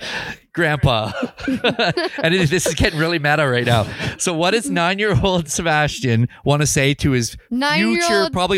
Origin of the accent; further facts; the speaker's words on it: Kamloops, British Columbia, Canada; And and then it just worked out as a happy coincidence that we're from Kamloops and everyone calls it Loops.